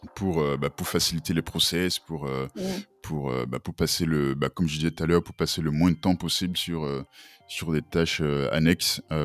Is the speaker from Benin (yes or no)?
yes; Benin; moved away as an adult; now in France; je suis béninois, j'ai grandi au Bénin jusqu'à jusqu'à jusqu'à mes 18-19 ans. Euh, après, je, suis venu en France